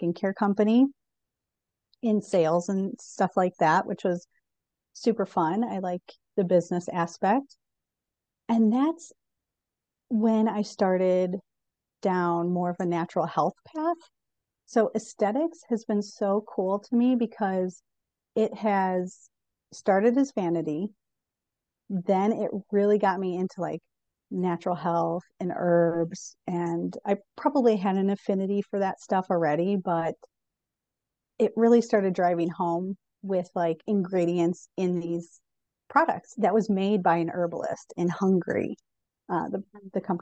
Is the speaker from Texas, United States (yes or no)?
no; Chicago, Illinois, United States; also born or lived in Colorado; now in Northwest Arkansas, United States; I was from Chicago, lived in Colorado, and we ended up in Arkansas